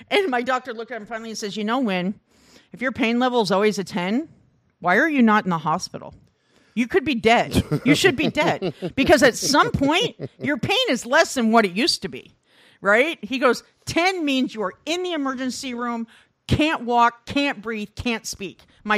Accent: Midwest, United States; I grew up in the Midwest.

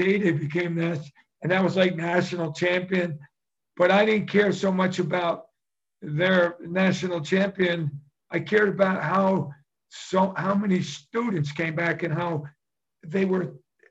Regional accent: Asbury Park, New Jersey, United States; I grew up on 3rd Avenue in Asbury.

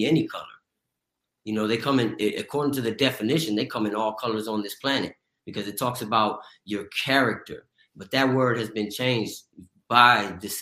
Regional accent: Pasadena, California, United States; where I grew up in Pasadena, California

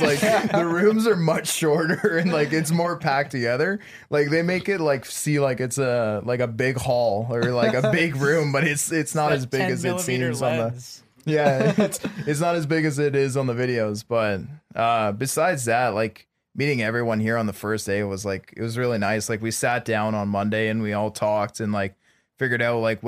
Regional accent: Canada; moved away; I'm from Canada

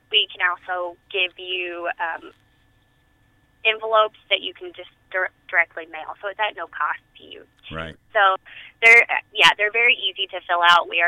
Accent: Tennessee, United States; I grew up in Tennessee, where you know a lot of our vegetables were fried

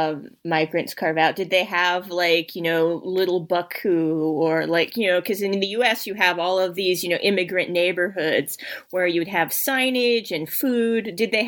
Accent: United States; now in Kirov, Russia; as an American

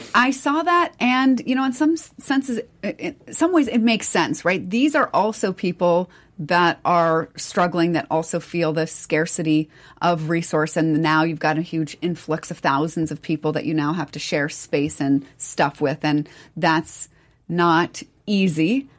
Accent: United States; as American people

